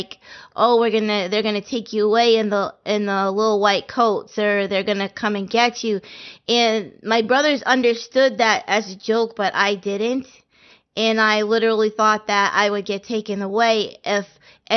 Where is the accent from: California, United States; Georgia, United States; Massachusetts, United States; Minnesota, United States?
Massachusetts, United States; Andover; I was born in Massachusetts, and I grew up in Andover, Massachusetts, which was a nice, quiet